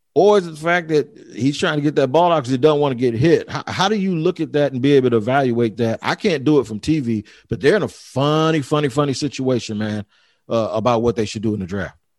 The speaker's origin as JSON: {"language": "English", "town": "Jacksonville", "region": "Florida", "country": "United States", "tie": "born or raised there", "said": "my hometown, Jacksonville"}